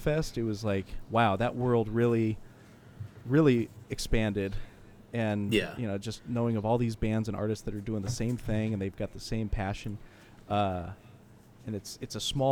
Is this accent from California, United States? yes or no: yes; San Jose, California, United States; when he came to San Jose, actually, in my hometown